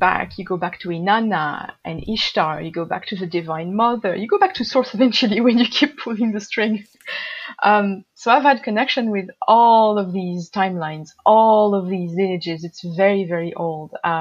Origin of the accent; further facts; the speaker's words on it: Marseille, Provence-Alpes-Côte d'Azur, France; moved away; also born or lived in Japan; near my hometown Marseille.